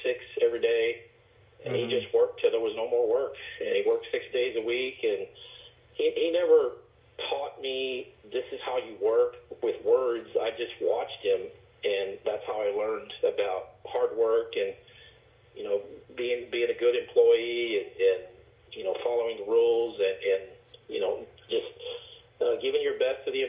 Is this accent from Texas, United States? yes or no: yes; San Antonio, Texas, United States; I grew up in San Antonio